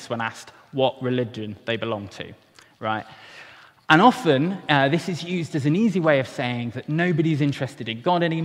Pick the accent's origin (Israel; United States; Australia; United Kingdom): United Kingdom; Wales; as a Welshman